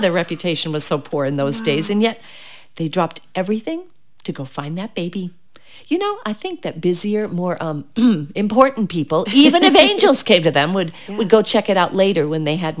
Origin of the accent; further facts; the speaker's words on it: United Kingdom; because I'm British.